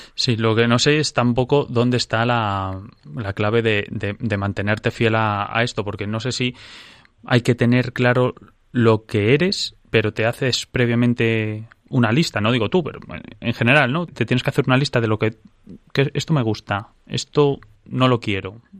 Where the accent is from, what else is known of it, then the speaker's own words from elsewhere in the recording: Madrid, Community of Madrid, Spain; que habla de Madrid, que es mi pueblo y el suyo